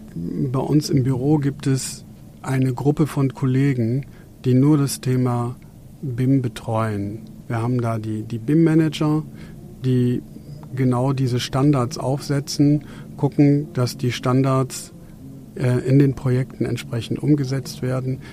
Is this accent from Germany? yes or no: yes; Germany; wir hier bei uns in Deutschland